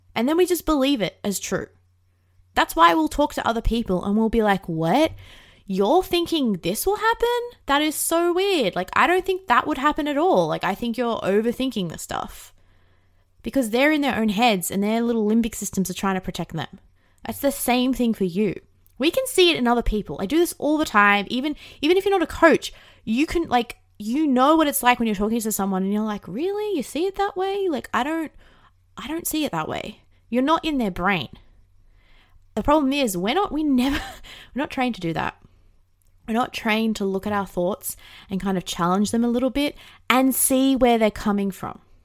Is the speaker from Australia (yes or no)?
yes; Australia; I didn't really have that growing up in Australia